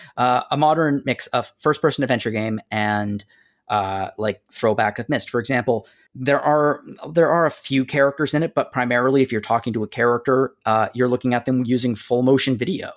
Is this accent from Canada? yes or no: yes; Canada; Greg and I are Canadian. We are not American